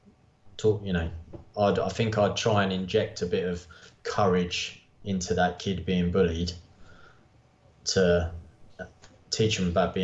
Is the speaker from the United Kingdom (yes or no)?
yes; Bedford, East of England, United Kingdom; growing up in Bedford